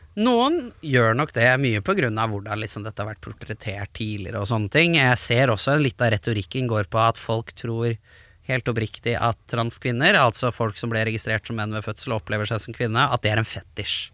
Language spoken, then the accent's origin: Norwegian; Lørenskog, Akershus, Norway; Oppveksten i Lørenskog var også prega av ganske mye homofobi